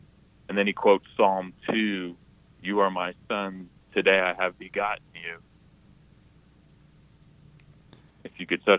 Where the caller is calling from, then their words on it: Woodland Park, Colorado, United States; Woodland Park, Colorado.